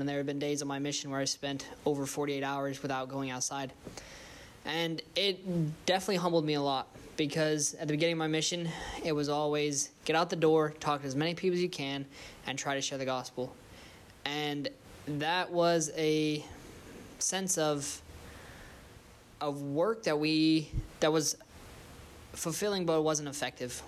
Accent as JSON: {"language": "English", "town": "Twin Falls", "region": "Idaho", "country": "United States", "moved": "yes", "said": "I'm from the Twin Falls, Idaho area."}